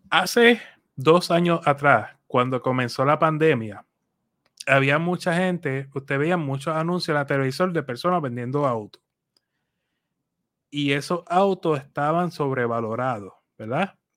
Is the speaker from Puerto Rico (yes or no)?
yes; Puerto Rico; soy boricua